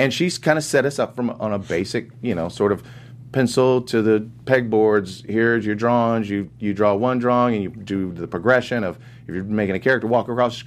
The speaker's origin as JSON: {"language": "English", "town": "Los Angeles", "region": "California", "country": "United States", "tie": "born or raised there", "said": "I was born in South Central Los Angeles"}